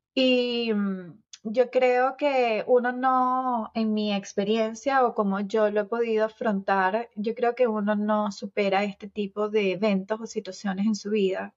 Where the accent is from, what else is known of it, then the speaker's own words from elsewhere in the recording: Venezuela; moved away as an adult; now in Cooper City, United States; soy venezolana, eh, tengo 45 años, los acabo de cumplir